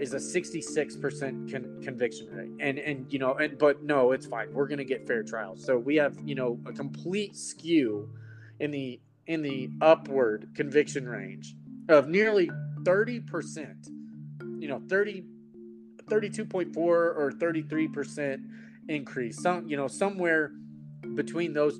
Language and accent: English; Texas, United States; I am from Texas